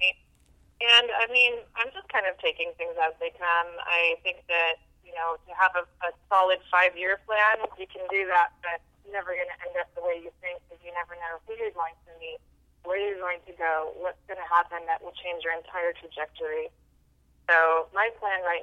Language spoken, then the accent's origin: English; Southern California, United States; I grew up in Southern California